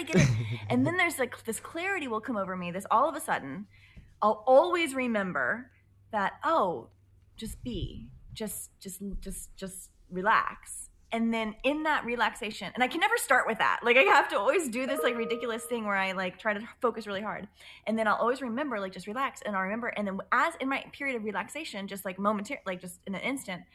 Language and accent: English; Dallas, Texas, United States; when I left where I was from, I'm from Dallas